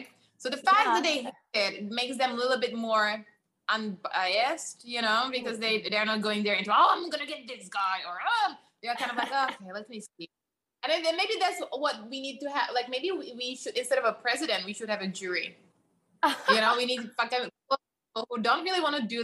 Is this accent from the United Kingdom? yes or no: no; Czechia; moved away as an adult; now in United States; back home from where I'm from Czech Republic